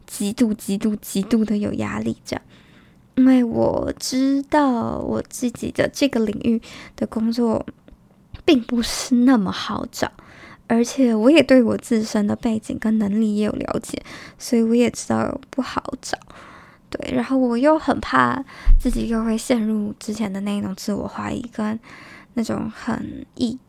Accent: Taiwan; also born or lived in United Kingdom; 在回台湾后两周

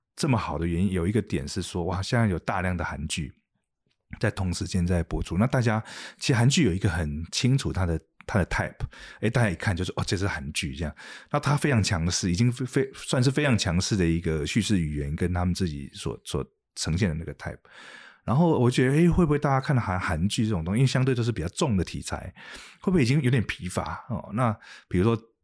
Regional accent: Taiwan; 我们是来自一个小市场、小地方

